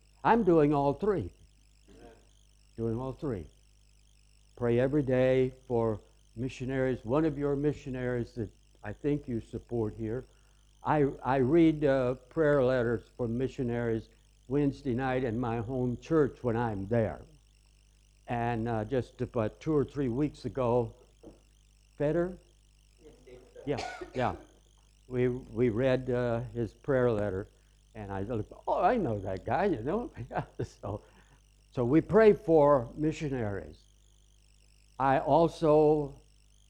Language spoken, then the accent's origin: English; the South, United States; I'm from the South.